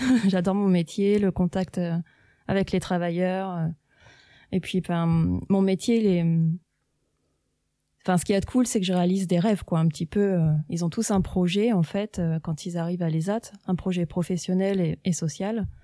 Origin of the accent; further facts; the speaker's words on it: Saint-Floxel, Normandy, France; also born or lived in Montebourg / Valognes / Tours; Enfant, j'habitais à Saint-Floxel.